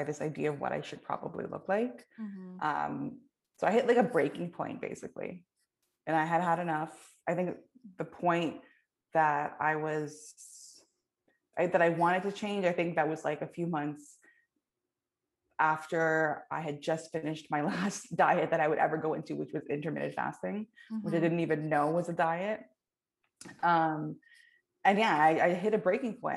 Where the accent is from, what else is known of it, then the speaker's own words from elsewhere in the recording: Canada; I was like born and raised in the South Asian community, but then also like within Canada